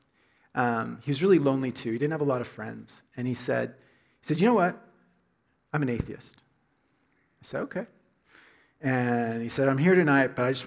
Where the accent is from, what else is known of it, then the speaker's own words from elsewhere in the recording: Oklahoma, United States; moved away; I grew up in Oklahoma, Southern Baptist Church.